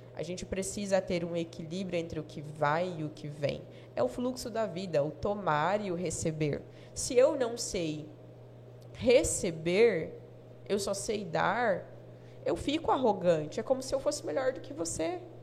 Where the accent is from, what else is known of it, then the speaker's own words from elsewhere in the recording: Jaru, Rondônia, Brazil; Nasci aqui, nascida em Jaru, tenho 34 anos de Jaru